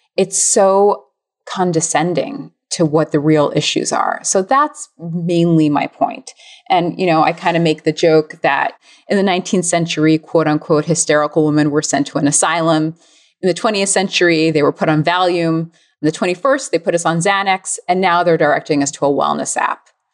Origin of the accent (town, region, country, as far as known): United States